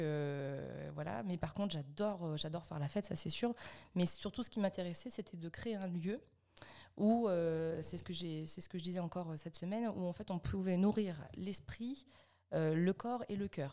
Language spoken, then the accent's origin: French; Alençon, Normandy, France; also born or lived in Caen / Montivilliers; je suis née à Caen et puis après, en fait, je suis toujours restée en Normandie. Hein. je suis partie à Montivilliers à côté du Havre. Après, on est, on est arrivé à côté d'Alençon. Donc j'ai passé mes 5 ans à 17 ans juste à côté d'Alençon